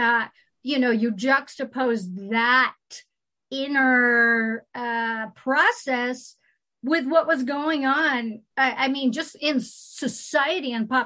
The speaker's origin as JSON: {"language": "English", "region": "California", "country": "United States", "also_born_or_lived": "Marin County", "moved": "yes", "said": "I come from California."}